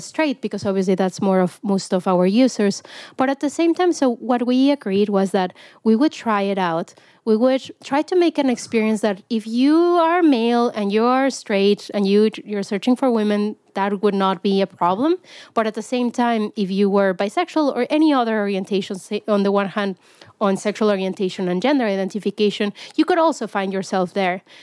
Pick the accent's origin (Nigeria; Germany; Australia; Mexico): Mexico; moved away as an adult; now in United States; I grew up in Mexico